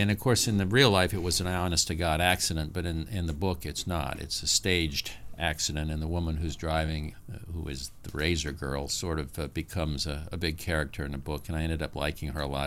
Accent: the South, United States; I'm from the South

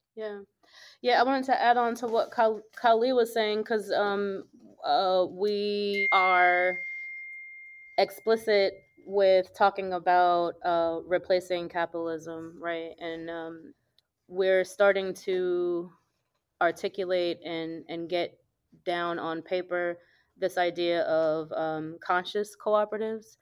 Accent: New York City, New York, United States; now in Jackson, United States; I grew up mostly in New York City. And so as soon as I open my mouth, folks know I'm from the north

